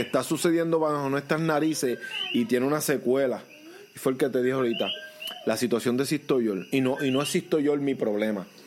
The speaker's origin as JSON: {"language": "Spanish", "country": "Puerto Rico", "said": "amo mi país"}